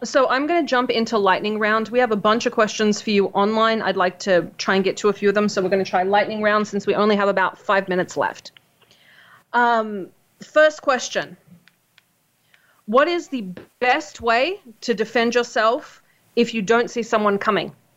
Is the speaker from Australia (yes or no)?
yes; Australia; I'm Australian